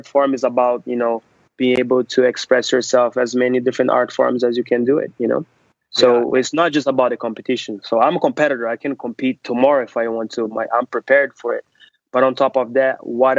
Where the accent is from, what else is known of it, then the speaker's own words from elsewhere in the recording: Brazil; now in New York City, United States; I'm originally from Brazil. I started doing Brazilian martial arts called capoeira, which is a Brazilian holistic approach to art form. So I was 3 years old.